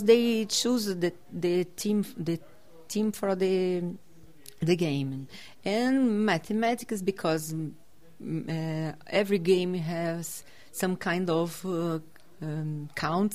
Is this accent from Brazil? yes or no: yes; South Region, Brazil; English is a second language; I am from Brazil, south of Brazil.